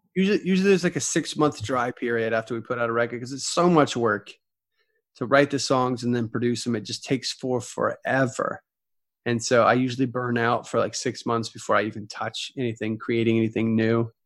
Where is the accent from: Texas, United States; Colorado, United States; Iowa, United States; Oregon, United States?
Texas, United States; moved away as an adult; now in Nashville, United States; I grew up in Texas and now I live in Nashville